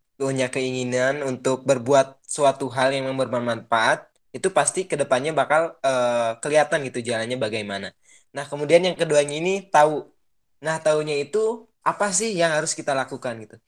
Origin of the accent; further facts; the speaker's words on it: Subang, West Java, Indonesia; now in Tanjung Sari, Sumedang, Indonesia; kota aku pun di Subang